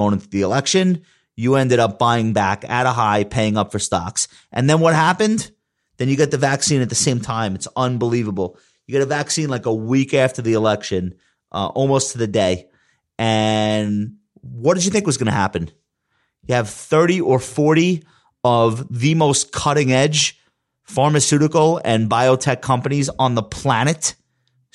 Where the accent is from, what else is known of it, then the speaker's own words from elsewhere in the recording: Long Island, New York, United States; accent: Long Island; my Long Island accent